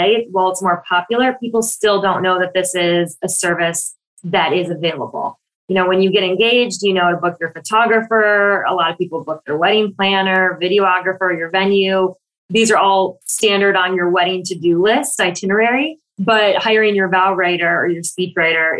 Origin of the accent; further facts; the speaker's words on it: Michigan, United States; now in Brooklyn, United States; I live in Brooklyn, New York. I'm originally from Michigan, and I flew home to Michigan